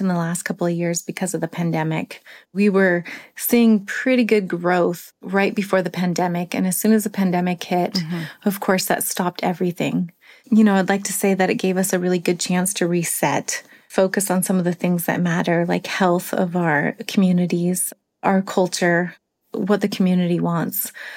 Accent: Yakutat, Alaska, United States; Growing up in Yakutat

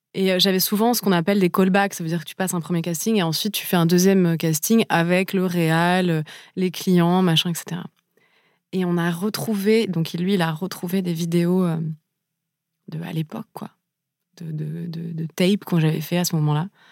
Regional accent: Paris, Île-de-France, France; j'ai grandi à Paris

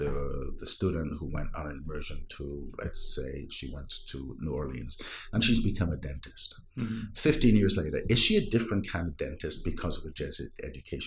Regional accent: Wales, United Kingdom; first language Welsh; English is a second language; now in Santa Clara, United States; My native language is not English, it's Welsh

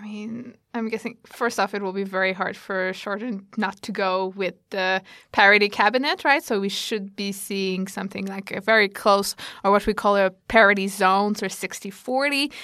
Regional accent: Canada; now in Australia; I'm originally Canadian, so I compare a lot Australia to Canada

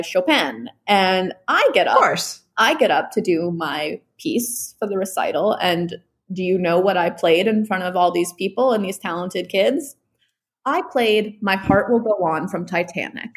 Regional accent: New York City, New York, United States; I grew up in New York City

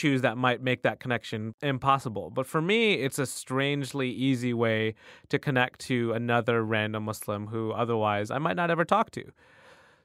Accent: Michigan, United States; first language Urdu; now in New York City, United States; I was born in Michigan, but my parents are Pakistani.

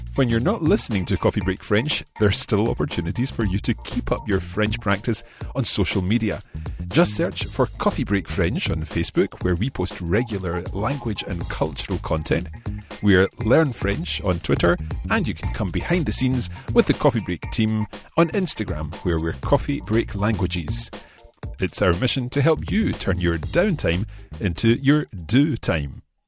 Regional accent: Glasgow, Scotland, United Kingdom; now in Pornic, France; I come from Glasgow, but I live here in Pornic.

